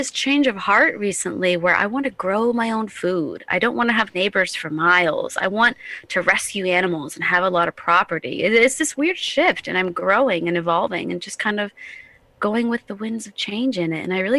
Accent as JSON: {"language": "English", "region": "New Hampshire", "country": "United States", "tie": "born or raised there", "also_born_or_lived": "Indiana / Florida / Colorado", "lives_now": "South Carolina, United States", "said": "I was born and partially raised in southern Indiana. Oh. And then I grew up in New Hampshire. And then I lived here in Carolina, South Carolina. Then I lived in the Florida Keys and Colorado."}